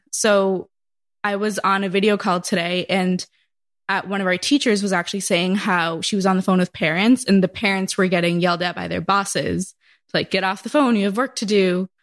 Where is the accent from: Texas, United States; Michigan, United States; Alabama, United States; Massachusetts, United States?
Massachusetts, United States; moved away; I'm from Massachusetts